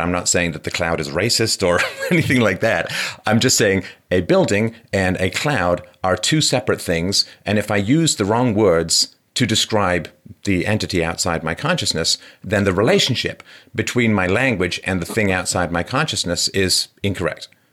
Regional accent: England, United Kingdom; growing up in England

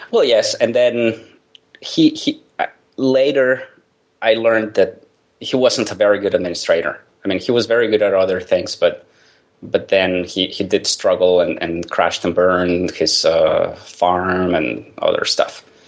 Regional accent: Mexico; I grew up in Mexico

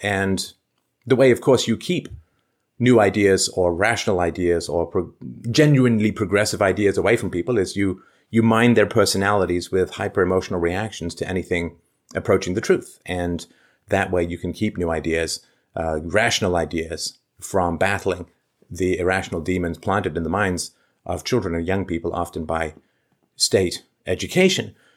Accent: London, United Kingdom; I grew up in London

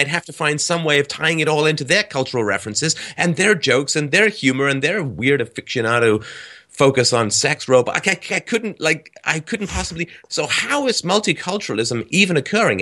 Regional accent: England, United Kingdom; when I was a kid, in England, we would have my German relatives come over

